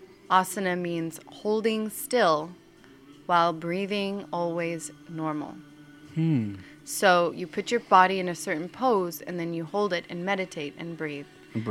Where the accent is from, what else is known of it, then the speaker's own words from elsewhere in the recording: Massachusetts, United States; accent: Boston; My Boston accent makes him have to pee a lot.